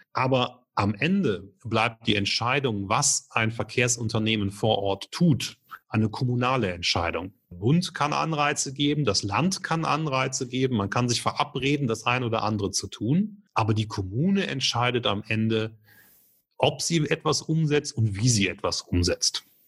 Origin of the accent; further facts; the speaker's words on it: Germany; bei uns in Deutschland